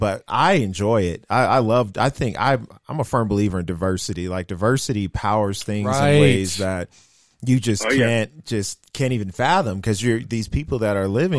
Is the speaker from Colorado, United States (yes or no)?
yes; Denver, Colorado, United States; I grew up in Park Hill, Colorado